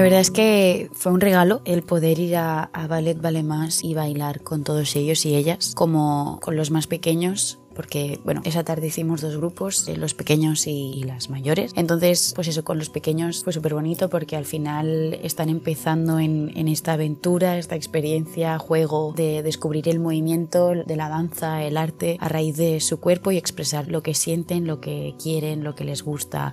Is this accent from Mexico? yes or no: no; Barcelona, Catalonia, Spain; que soy de Barcelona